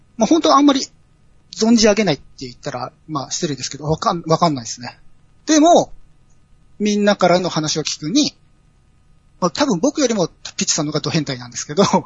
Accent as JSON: {"language": "Japanese", "region": "Aichi", "country": "Japan", "said": "僕愛知県の人間なんですけど"}